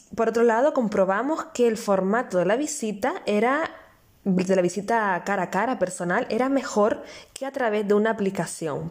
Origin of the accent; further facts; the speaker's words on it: Canary Islands, Spain; nacida en Canarias